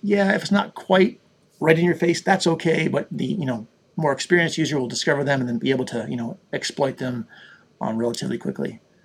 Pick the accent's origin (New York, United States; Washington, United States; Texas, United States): New York, United States; Buffalo; I grew up in Buffalo, New York